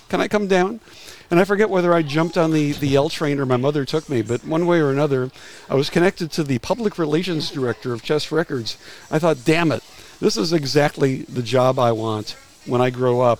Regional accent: Wilmette, Illinois, United States; now in Los Angeles, United States; we had a record store in my hometown of Wilmette, Illinois, a suburb of Chicago

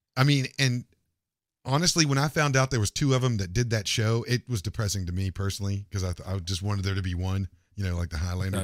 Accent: Morgantown, West Virginia, United States; moved away; my hometown in Morgantown, West Virginia

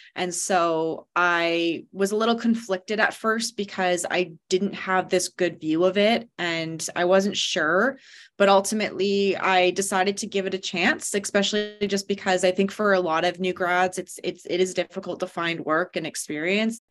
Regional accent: London, Ontario, Canada; moved away as an adult; also born or lived in Halifax, Nova Scotia / Prince Rupert, British Columbia; now in British Columbia, Canada; I'm from London, Ontario originally.

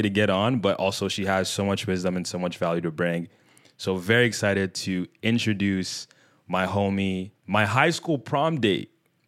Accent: Nigeria; I'm a Nigerian middle child

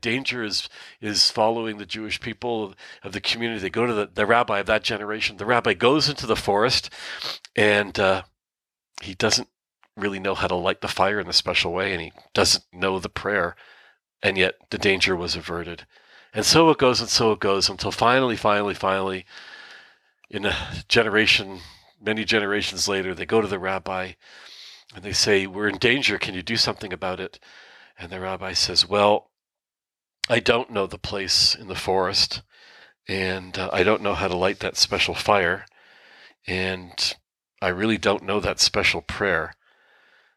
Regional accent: Canada; now in Israel; I live in Israel, but I'm born in Canada, and my mom is born in Canada

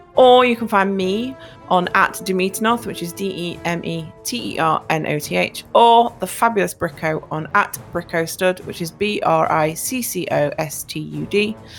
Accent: United Kingdom; My hometown has its own cinema

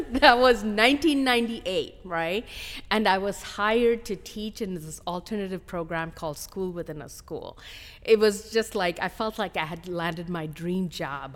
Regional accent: India; moved away as an adult; also born or lived in Hyderabad, India; now in United States; I was born in India, um, and I came to the United States

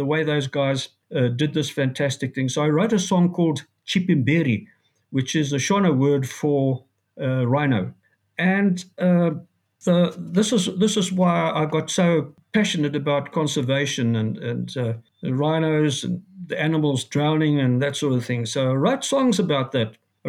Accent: Zambia; also born or lived in Johannesburg, South Africa; now in South Africa; memories I had of growing up in Northern Rhodesia

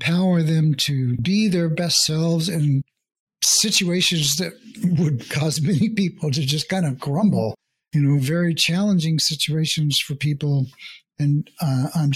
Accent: United States; first language English; I'm born and bred in America

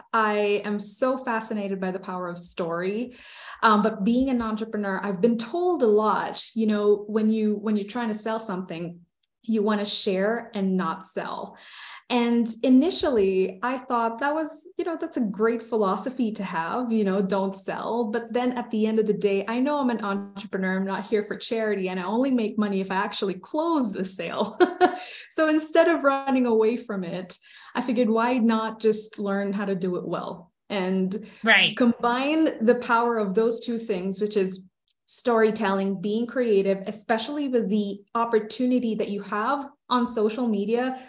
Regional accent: Philippines; moved away as an adult; now in United States; I grew up in the Philippines. I was born and raised there. I only moved to the States two years ago

